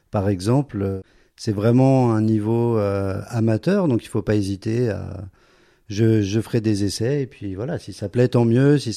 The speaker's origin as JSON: {"language": "French", "town": "Paris", "region": "Île-de-France", "country": "France", "lives_now": "Zurich, Switzerland", "said": "mais j'ai été surpris quand même de l'activité musicale à Zurich. C'est vraiment euh, quand on vient de Paris, on peut avoir un petit peu peur euh, mhm. d'un, certain vide de ce côté-là."}